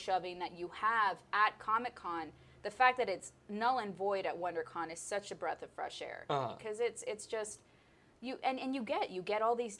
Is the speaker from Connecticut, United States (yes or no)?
no; San Diego, California, United States; Even though I grew up in San Diego, I was kind of one of those people that just went because it was fun.